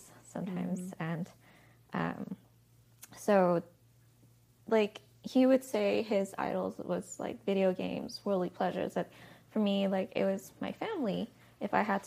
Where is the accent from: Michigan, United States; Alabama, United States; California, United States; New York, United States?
California, United States; Diamond Bar; I grew up in California, Diamond Bar, typical Asian family